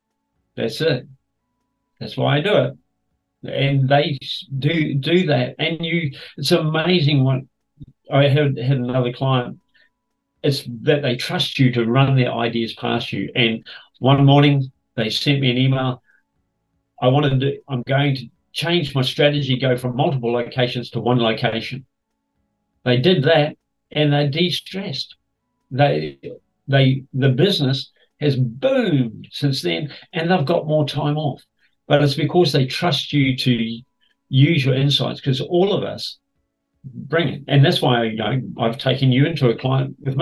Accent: New Zealand; moved away as an adult; also born or lived in Queensland, Australia; now in Sydney, Australia; I come from Kiwi land and proud of it.

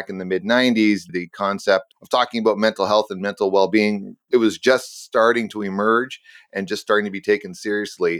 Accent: Canada; I'm a Canadian

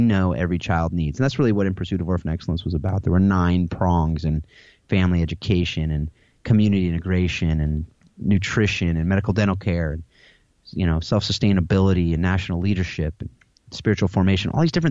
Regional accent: United States; I'm an American, and that's my background

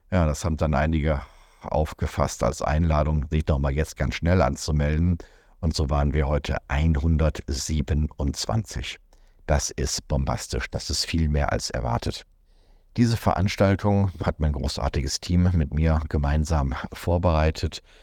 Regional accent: North Rhine-Westphalia, Germany; Wenn ich zurückdenke an meine Jugend im Ruhrgebiet, dann hatte ich so den Eindruck, dass die Migranten dort alle zusammengehalten haben.

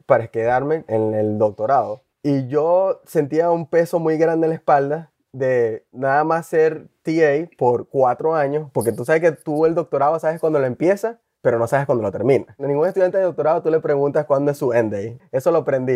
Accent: Puerto Ordaz, Bolívar, Venezuela; also born or lived in Porlamar, Nueva Esparta, Venezuela; now in Grand Rapids, United States; Soy oriundo de Venezuela. Nací en Por la Mar, en el estado Nueva Esparta, en Margarita. Casi toda mi familia es de esa parte de Venezuela, pues del oriente. Realmente no crecí ahí. Mis padres, cuando estaba muy pequeño, ellos se mudaron a la ciudad de Puerto Ordaz, en el estado Bolívar.

